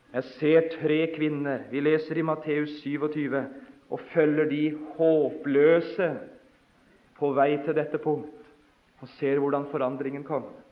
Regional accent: Notodden, Vestfold og Telemark, Norway; hjemme på Notodden da jeg var guttunge

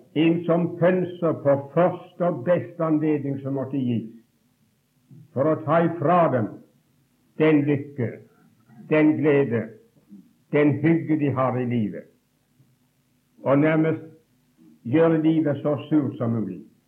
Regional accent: Åkrehamn, Rogaland, Norway; also born or lived in Bergen; Gud besøkte oss hjemme i Åkrahamn

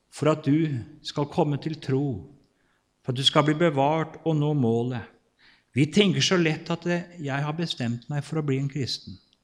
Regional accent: Kvelde, Vestfold, Norway; født og oppvokst og bor fortsatt i Kvelde i Vestfold

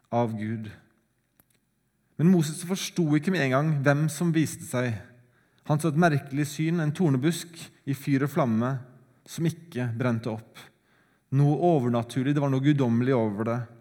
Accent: Sandefjord, Vestfold, Norway; Sandefjord engang, der jeg kommer fra

